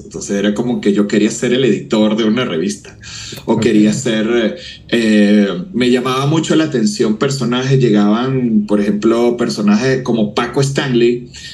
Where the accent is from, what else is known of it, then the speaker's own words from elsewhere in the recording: Venezuela; moved away as an adult; now in Mexico; mi país de nacimiento, Venezuela